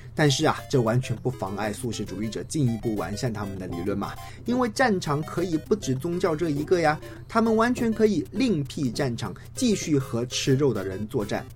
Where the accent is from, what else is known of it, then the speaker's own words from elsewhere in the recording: China; 至于说我们中国人呢